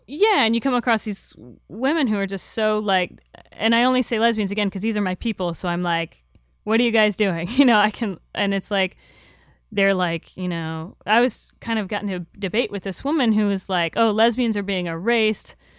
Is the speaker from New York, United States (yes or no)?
no; Florida, United States; I'm from Florida